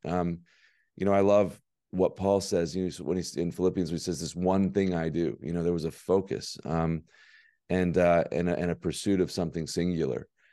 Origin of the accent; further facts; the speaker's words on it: Birmingham, Alabama, United States; born and raised in Birmingham, Alabama